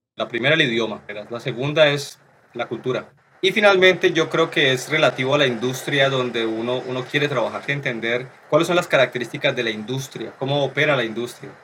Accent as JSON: {"language": "Spanish", "country": "Colombia", "moved": "as an adult", "lives_now": "Canada", "said": "nosotros los, los colombianos"}